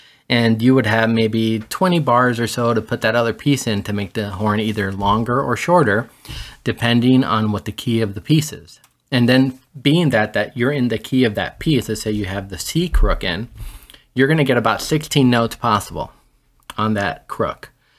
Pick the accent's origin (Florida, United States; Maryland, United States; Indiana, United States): Florida, United States; Miami; also born or lived in Gran Canaria, Spain; And I was born in 73 in La Palma, Gran Canaria, which is a little island off of Africa that is property of Spain. And that's where my grandparents were from. And at some point, my parents decided to move to the States. And I was 6 months old and we came over. Grew up in Miami.